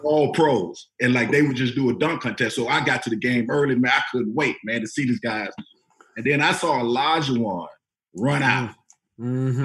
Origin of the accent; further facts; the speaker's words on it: Florida, United States; I'm from Florida, bro. It's hot as ah. heck out there.